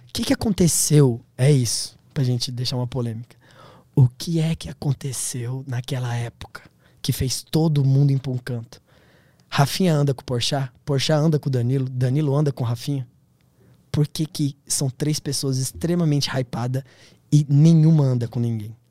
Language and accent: Portuguese; Brazil; eu sou do Tablon da César